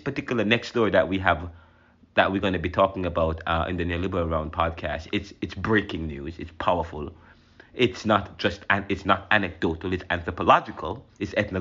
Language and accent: English; Jamaica; now in United States; I'm Jamaican